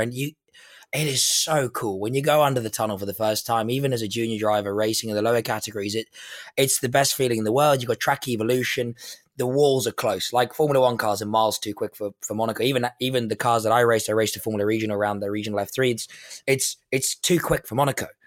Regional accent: South Africa; I'm South African

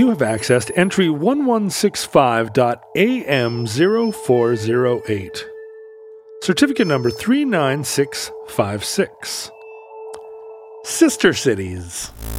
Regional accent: Wales, United Kingdom; I am a Welshman

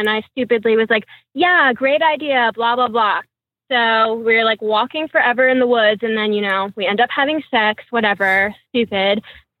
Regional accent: Maryland, United States; I'm from Maryland.

